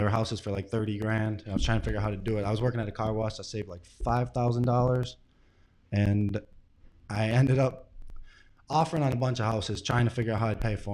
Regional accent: St. Clair Shores, Michigan, United States; I'm from St. Clair Shores.

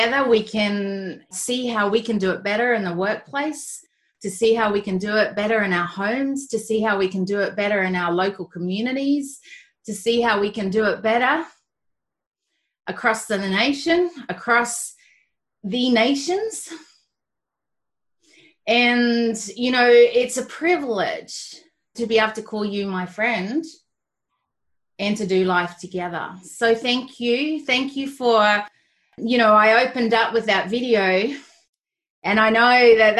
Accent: Australia; I'm Australian and I'm got Kiwi descent

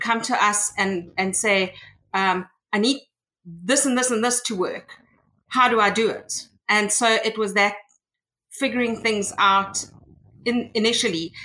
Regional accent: South Africa; also born or lived in Cape Town; I am from South Africa, and um, I have been I've, I've, was born here and I've been living in South Africa all my life

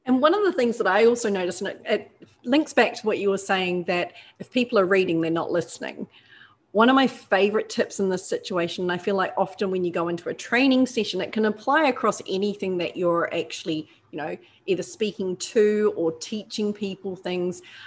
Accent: New Zealand; now in Australia; I'm a Kiwi, but, you know, I'm adopted by now.

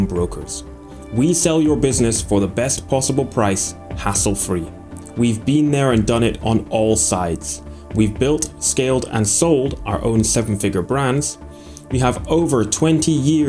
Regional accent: Aberdeen, Scotland, United Kingdom; I'm from Aberdeen

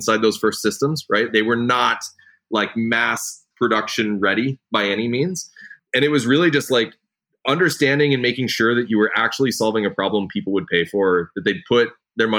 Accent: rural Nebraska, United States; So I grew up in the Midwest, right? I grew up in rural Nebraska

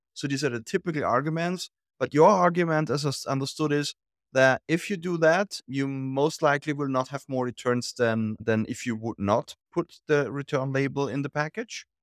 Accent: Austria; I'm from Austria

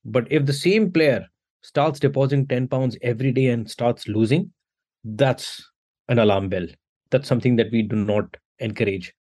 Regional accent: India; I come from India

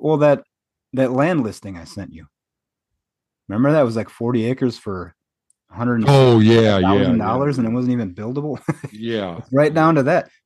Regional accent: Michigan, United States; now in Appleton, United States; I was born and raised in Michigan, but now I live in Wisconsin, the Appleton area

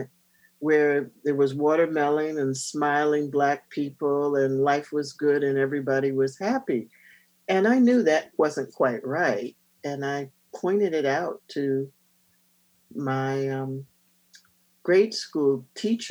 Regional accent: North Carolina, United States; I'm a Southerner. I'm from North Carolina.

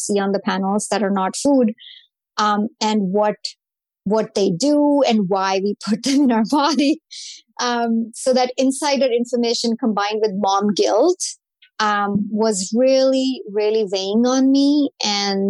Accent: India; moved away as an adult; I grew up in India.

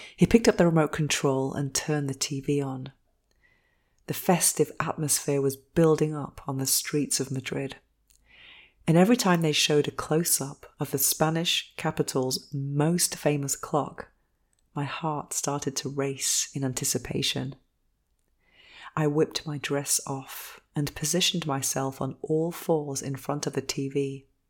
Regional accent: England, United Kingdom; 'cause I'm English

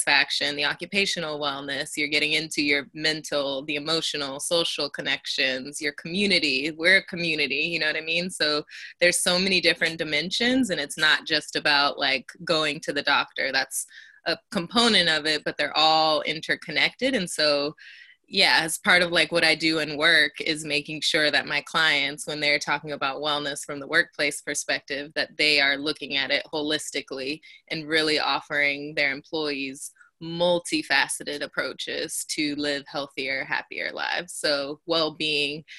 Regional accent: Elk Grove, California, United States; now in San Francisco, United States; I live and work in the Bay in San Francisco, but I am from Elk Grove, California, originally

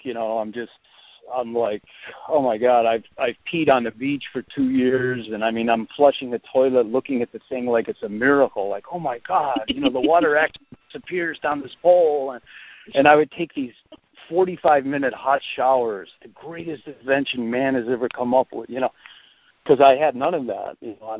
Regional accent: Cleveland, Ohio, United States; also born or lived in Alaska; when I was like 4, 6, 8 years old, growing up in Cleveland, Ohio

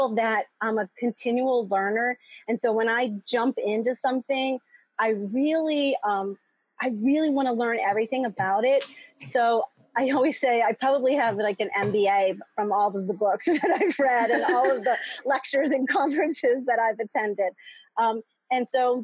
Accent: outside of Philadelphia, Pennsylvania, United States; moved away as an adult; also born or lived in Boston / South America / Chicago; now in Metro Detroit, United States; I grew up outside of Philadelphia and went to school in Boston

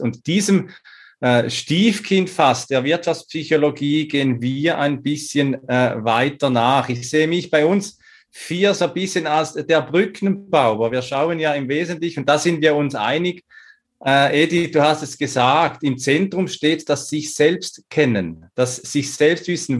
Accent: Switzerland; moved away; also born or lived in Salzburg, Austria; Zum einen bin ich in der Schweiz geboren

